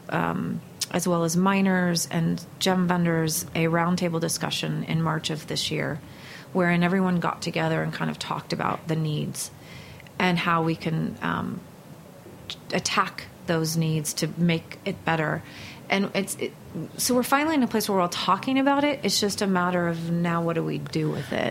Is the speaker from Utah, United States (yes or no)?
no; Northern California outside Berkeley, United States; I grew up in Northern California outside Berkeley